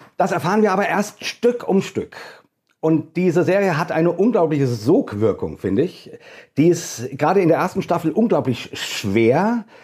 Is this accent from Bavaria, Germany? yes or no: no; Hesse, Germany; accent: hessisch; Ich äh, bin Deutscher, wie man hört, an meinem äh, ähm, wundervollen hessischen Akzent, den ich so habe